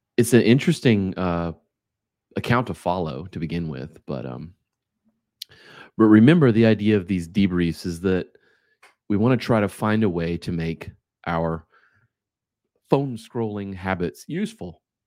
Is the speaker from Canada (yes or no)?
no; United States; as an American, we work five days a week